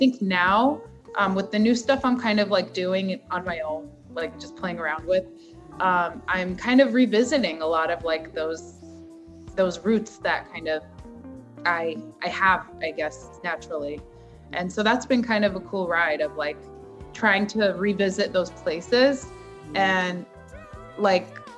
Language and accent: English; United States; I grew up in America